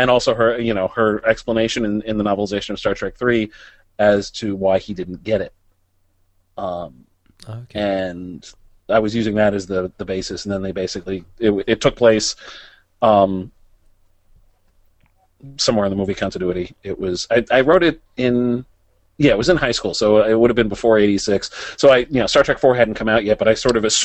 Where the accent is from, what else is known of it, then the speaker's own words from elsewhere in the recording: New York City, New York, United States; I grew up in New York City, still live here